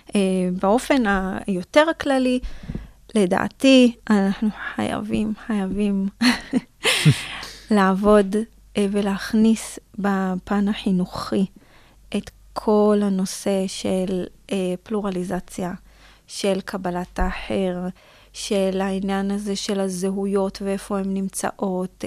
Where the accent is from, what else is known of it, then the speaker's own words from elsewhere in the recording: Israel; גם בתור ישראלית